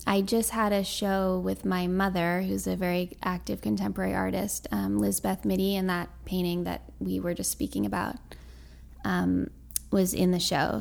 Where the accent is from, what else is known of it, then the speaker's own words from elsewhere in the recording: New York City, New York, United States; also born or lived in Boston / Bushwick, Brooklyn; I grew up in Tribeca